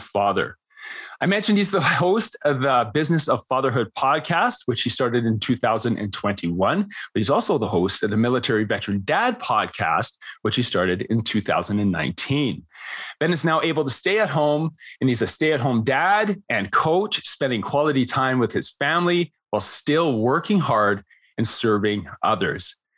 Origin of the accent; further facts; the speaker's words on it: Canada; I'm Canadian